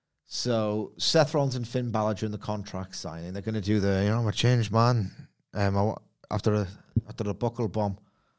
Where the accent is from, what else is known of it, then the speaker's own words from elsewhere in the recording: Liverpool, North West England, United Kingdom; I'm a Scouser.